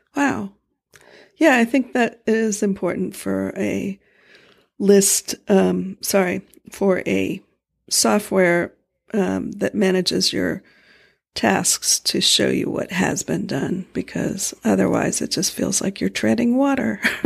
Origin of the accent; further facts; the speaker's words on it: Florida, United States; moved away; we grew up in Florida